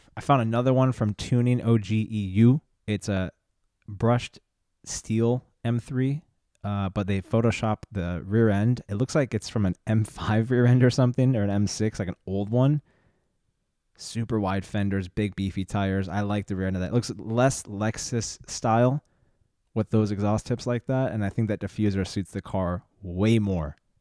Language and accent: English; San Diego, California, United States; growing up in San Diego